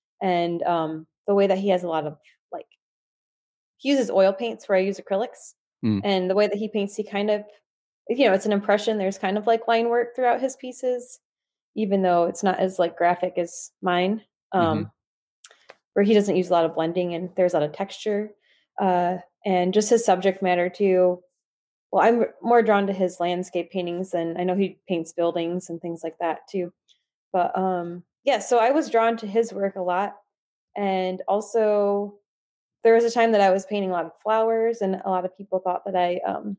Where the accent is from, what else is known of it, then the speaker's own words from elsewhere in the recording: Michigan, United States; I grew up in Southern Michigan, which is not close to the lake.